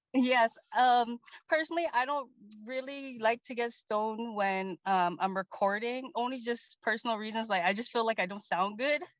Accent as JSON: {"language": "English", "country": "Guam", "moved": "yes", "lives_now": "Seattle, United States", "said": "I'm originally from the island of Guam."}